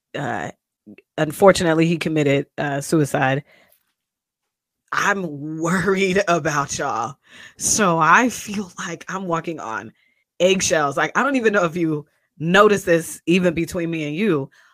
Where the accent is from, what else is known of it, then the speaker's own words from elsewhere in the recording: Kent, Washington, United States; I'm from Kent, Washington, Seattle, especially when I was in Howard because y'all didn't know what Kent was. But I'm a, I'm I'm a suburban kid